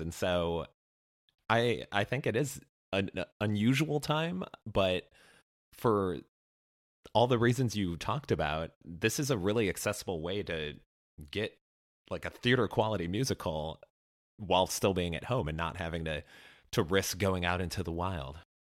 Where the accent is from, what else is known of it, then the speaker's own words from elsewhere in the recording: near Chicago, Illinois, United States; my hometown, well, near hometown adjacent of Chicago